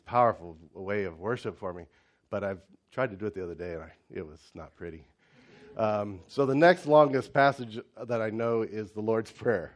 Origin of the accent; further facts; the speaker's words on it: United States; moved away as an adult; also born or lived in China; for an American